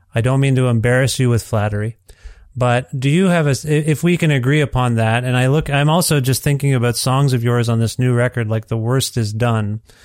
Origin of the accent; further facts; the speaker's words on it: Ontario, Canada; moved away as an adult; now in Edmonton, Canada; I'm from Ontario. My family and I are from Ontario